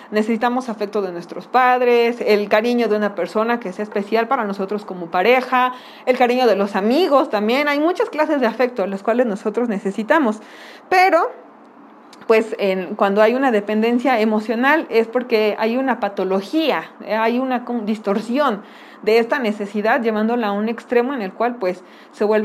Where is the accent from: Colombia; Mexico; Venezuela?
Mexico; Y pues como buenos mexicanos le hemos dado como el toque para no, no hablar acerca del tema como tal